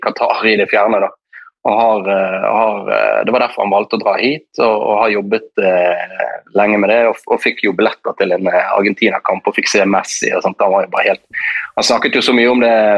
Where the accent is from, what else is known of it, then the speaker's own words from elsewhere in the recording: Norway; det livet vi lever hjemme i Norge